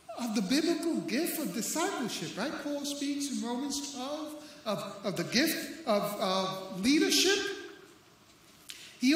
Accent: Puerto Rico; now in St. Augustine, United States; I'm Puerto Rican

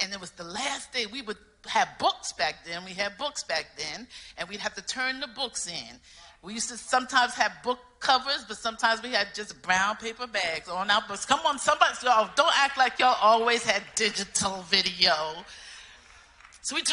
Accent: New York City, New York, United States; I'm from New York City, the party town

